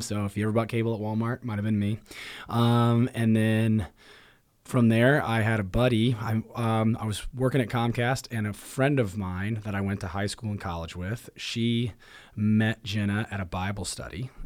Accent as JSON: {"language": "English", "town": "Marion", "region": "Indiana", "country": "United States", "tie": "born or raised there", "said": "I'm from um, home, hometown's Marion, Indiana, and I definitely bounced around from a few different areas uh, in Marion, but grew up there"}